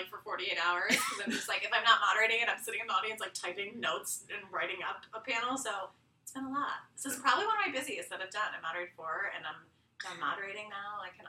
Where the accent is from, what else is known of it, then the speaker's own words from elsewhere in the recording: New York, United States; moved away as an adult; now in Los Angeles, United States; I've been there a little over a year. I'm a New Yorker. It's very evident that I don't live in LA. I still call it the highway, not the freeway, so everyone laughs at me.